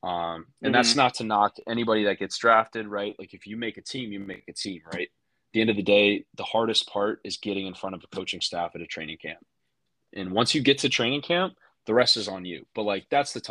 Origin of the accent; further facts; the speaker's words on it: Texas, United States; I'm from Texas.